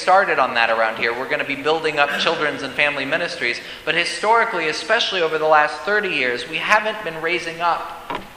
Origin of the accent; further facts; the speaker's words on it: Denver, Colorado, United States; growing up in Denver's dry climate.